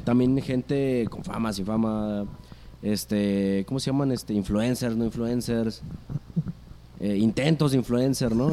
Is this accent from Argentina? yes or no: no; Aguascalientes, Mexico